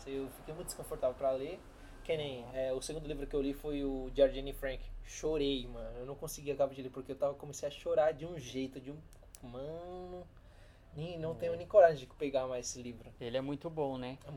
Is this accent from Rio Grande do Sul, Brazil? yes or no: no; São Paulo, Brazil; Eu sou de São Paulo.